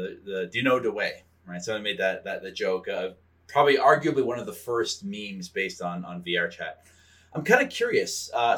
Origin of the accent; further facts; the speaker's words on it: Canada; I'm only a Canadian